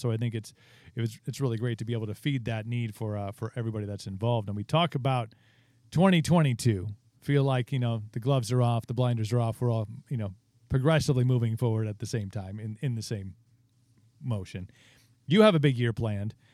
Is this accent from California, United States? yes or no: no; Wisconsin, United States; we're from Wisconsin, and, like, drinking is just, like, our thing